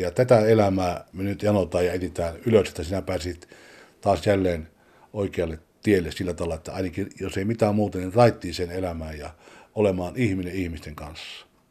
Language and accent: Finnish; Juuka, North Karelia, Finland; also born or lived in Sweden; now in Stockholm, Sweden; 76 tultiin Ruotsiin sieltä Pohjois-Karjalasta, Kivenpyörittäjän kylästä Juukasta